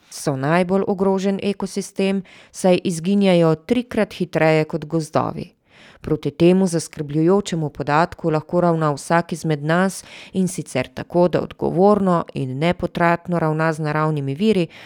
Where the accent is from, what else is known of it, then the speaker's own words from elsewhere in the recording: Domajševci, Pomurje, Slovenia; Ja, jaz prihajam z Goričkega, z Domajševec.